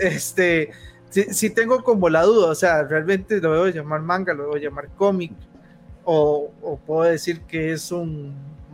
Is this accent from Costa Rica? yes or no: yes; Costa Rica; soy costarricense